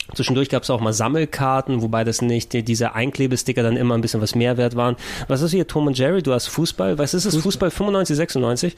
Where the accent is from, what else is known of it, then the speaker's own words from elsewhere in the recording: Germany; first language Greek; German is a second language; Ich bin in Deutschland geboren